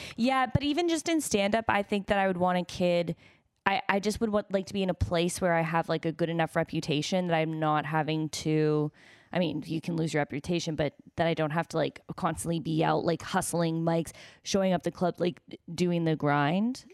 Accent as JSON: {"language": "English", "country": "United States", "said": "I'm American"}